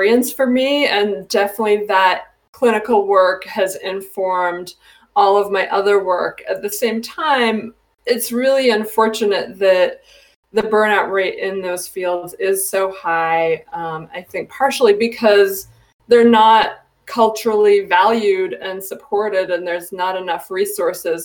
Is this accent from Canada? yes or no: yes; Canada; moved away as an adult; also born or lived in Ohio, United States; now in Northampton, United States; So I am originally from Canada. I moved to the United States to go to college